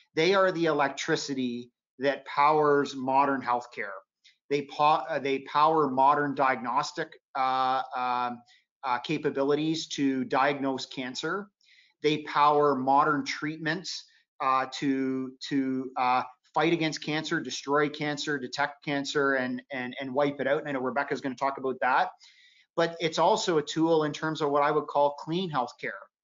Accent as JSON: {"language": "English", "country": "Canada", "said": "as a Canadian"}